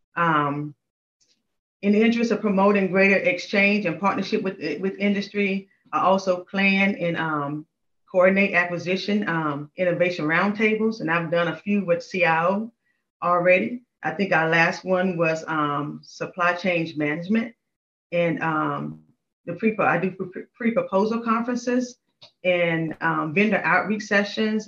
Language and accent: English; North Carolina, United States; moved away as an adult; also born or lived in Panama / Washington, District of Columbia, United States; I'm originally from North Carolina, so I moved up, up here for that job.